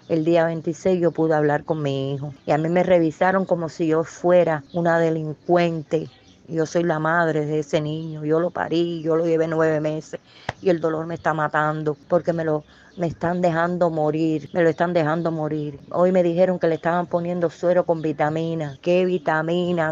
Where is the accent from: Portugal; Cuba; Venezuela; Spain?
Cuba; las madres cubanas